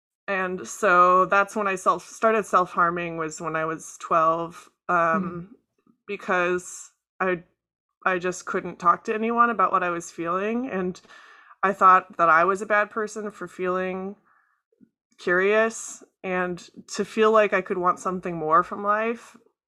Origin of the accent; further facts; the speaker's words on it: Chicago, Illinois, United States; also born or lived in Florida; I was born in Florida and moved around a bunch before finally settling in Chicago in, I want to say, 2006, when my dad retired from the Navy. Mm-hmm. So I went to high school in Chicago.